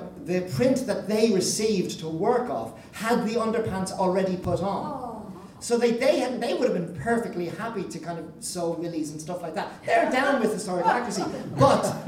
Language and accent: English; Dublin, Leinster, Ireland; I grew up in Dublin.